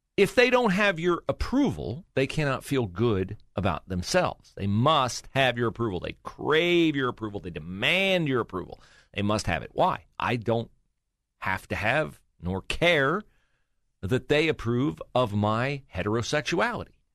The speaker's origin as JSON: {"language": "English", "town": "West Liberty", "region": "Ohio", "country": "United States", "tie": "born or raised there", "moved": "yes", "said": "my little sleepy hometown. Shout out West Liberty, Ohio"}